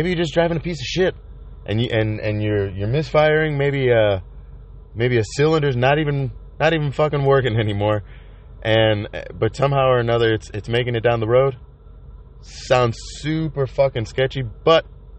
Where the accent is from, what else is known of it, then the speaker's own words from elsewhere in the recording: Chicago, Illinois, United States; I'm from Chicago